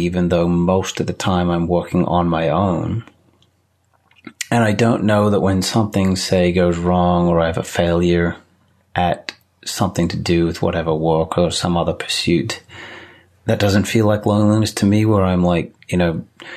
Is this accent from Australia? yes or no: yes; Australia; moved away as an adult; now in United States; I grew up in Australia